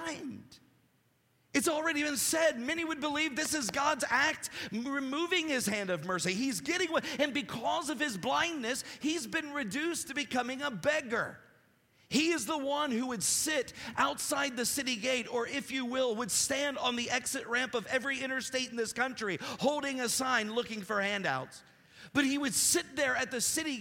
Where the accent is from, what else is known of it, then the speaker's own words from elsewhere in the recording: Appalachia, United States; I'm Appalachian, so I don't say Greek terms well